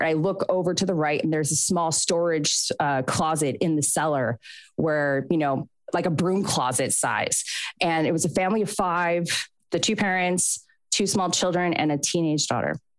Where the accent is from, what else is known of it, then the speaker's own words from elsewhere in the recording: Southern California, United States; moved away as an adult; I'm from Southern California originally